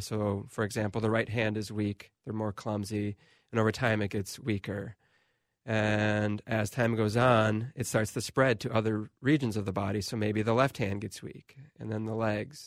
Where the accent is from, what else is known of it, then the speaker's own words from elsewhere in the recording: Waconia, Minnesota, United States; also born or lived in Milwaukee; I'm from Waconia, Minnesota.